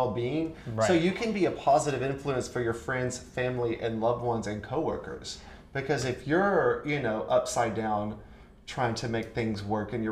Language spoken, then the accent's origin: English; Chickamauga, Georgia, United States; I'm from Chickamauga, Georgia